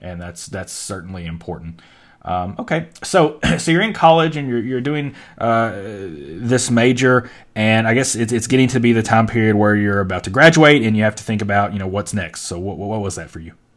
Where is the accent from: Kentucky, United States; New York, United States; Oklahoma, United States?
Kentucky, United States; Western; I'm from Kentucky, which bordered Ohio, but I was from Western Kentucky